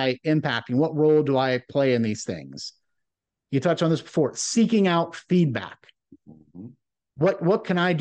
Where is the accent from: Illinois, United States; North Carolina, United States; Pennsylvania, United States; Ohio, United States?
Ohio, United States; Rust Belt of; growing up in the Rust Belt of Ohio